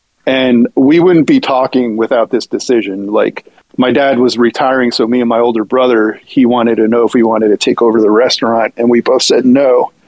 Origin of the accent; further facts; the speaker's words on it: New Jersey, United States; when you're a Greek kid growing up in the United States, like most Greek parents own a restaurant.